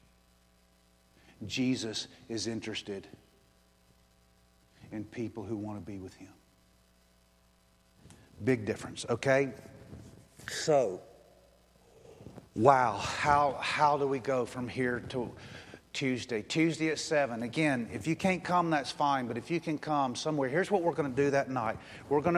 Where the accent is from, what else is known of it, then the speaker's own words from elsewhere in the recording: United States; I'm an American